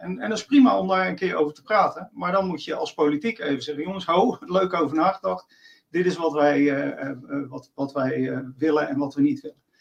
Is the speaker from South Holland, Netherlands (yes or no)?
yes; Rotterdam, South Holland, Netherlands; accent: Rotterdam; mijn Rotterdamse accent